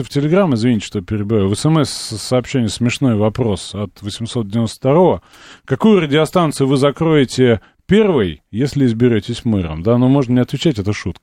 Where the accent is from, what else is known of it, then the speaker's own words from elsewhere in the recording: Moscow, Russia; Я вот как москвич